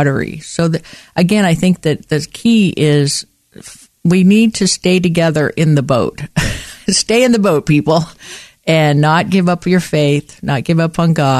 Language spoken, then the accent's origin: English; western Montana, United States; moved away as an adult; also born or lived in Portland; I grew up in Montana, and I was born and raised in Montana in the western part of the state